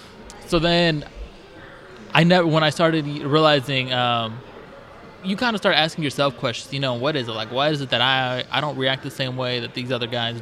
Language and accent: English; Northwest Indiana, United States; I'm 26. I am from Northwest Indiana. Okay. Born and raised.